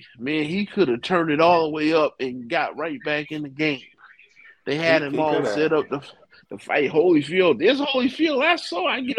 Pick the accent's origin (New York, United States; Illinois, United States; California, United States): New York, United States; Brooklyn; I'm from Brooklyn, I'm from over here